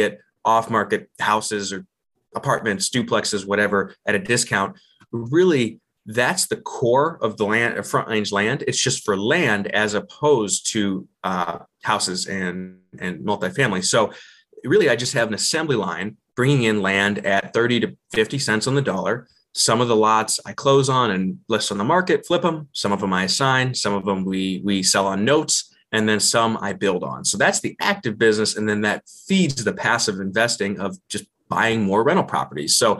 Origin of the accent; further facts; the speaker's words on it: Ohio, United States; moved away as an adult; now in Colorado Springs, United States; growing up in Ohio, we didn't have much money. It was very rural, about 50 minutes southwest of Cleveland